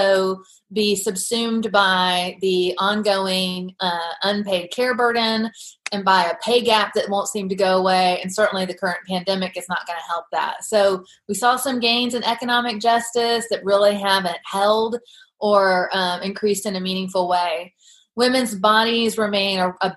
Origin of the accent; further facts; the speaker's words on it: United States; as an American